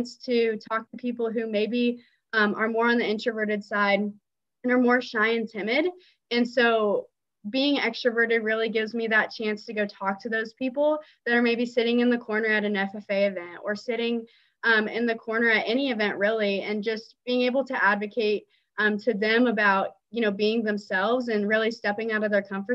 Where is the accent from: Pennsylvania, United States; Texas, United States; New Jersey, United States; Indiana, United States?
Indiana, United States; Greenfield; I'm actually from Greenfield, Indiana, which is about 30 minutes east of Indianapolis